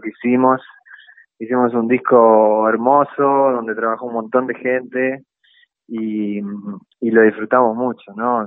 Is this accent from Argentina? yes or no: yes; Concordia, Entre Ríos, Argentina; moved away as an adult; also born or lived in Rosario; nací en Rosario, pero me crié en Entre Ríos, me crié en Concordia.